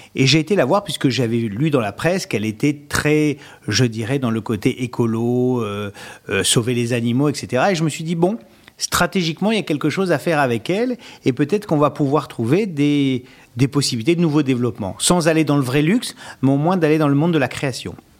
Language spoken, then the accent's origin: French; Sarcelles, Île-de-France, France; je suis né à Sarcelles dans le Val d'Oise et comme dans ma grande jeunesse, euh, il fallait savoir se défendre